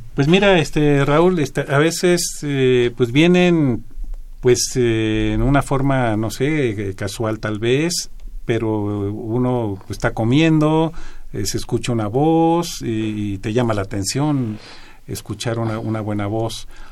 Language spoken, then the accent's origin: Spanish; Mexico; como mexicanos que somos